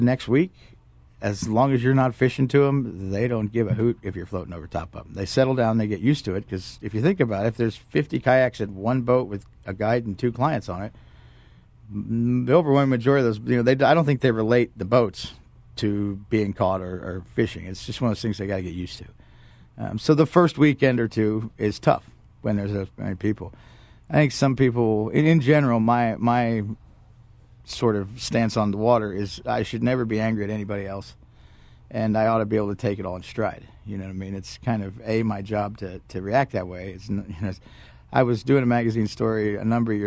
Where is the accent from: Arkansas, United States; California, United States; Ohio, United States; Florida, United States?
Florida, United States; Gainesville; moved away as an adult; also born or lived in Tampa, Florida; now in North Georgia, United States; I grew up around Gainesville and went to College of Tampa